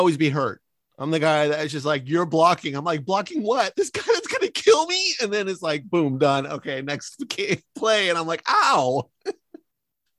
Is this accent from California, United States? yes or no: yes; San Francisco, California, United States; moved away; also born or lived in Los Angeles area (implied); I live in enemy territory because I grew up in San Francisco